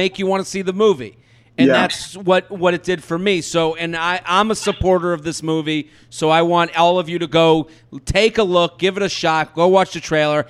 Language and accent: English; outside of Boston, Massachusetts, United States; I grew up outside of Boston. Like in the suburbs